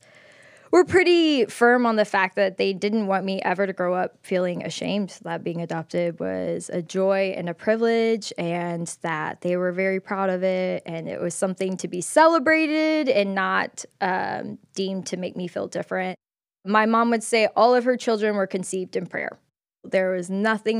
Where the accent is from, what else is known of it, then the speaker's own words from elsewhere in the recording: Clemson, South Carolina, United States; moved away as an adult; now in Atlanta, United States; I grew up in Clemson, South Carolina, the town